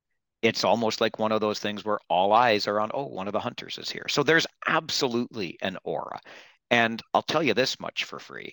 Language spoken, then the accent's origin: English; Kitchener, Ontario, Canada; I grew up in Kitchener